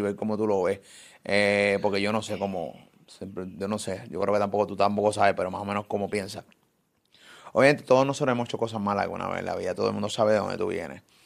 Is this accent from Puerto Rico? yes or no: yes; Puerto Rico; de Puerto Rico, siempre transmitimos desde acá, desde PR, para el mundo.